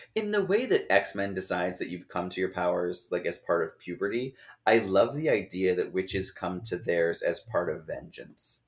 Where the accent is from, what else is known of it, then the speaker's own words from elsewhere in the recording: Wheaton, Illinois, United States; I grew up in Wheaton, Illinois.